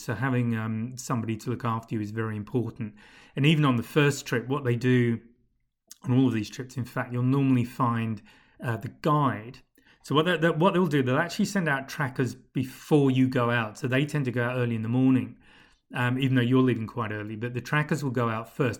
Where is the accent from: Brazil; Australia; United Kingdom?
United Kingdom; moved away; speaking as a Brit, as a Pom